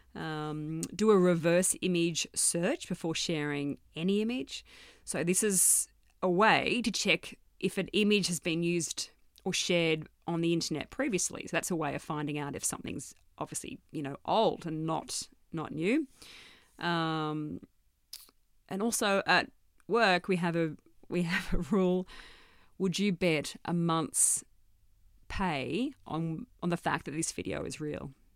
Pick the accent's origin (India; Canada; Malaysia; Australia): Australia; Armidale, New South Wales; also born or lived in Gunnedah; I grew up mostly in Armidale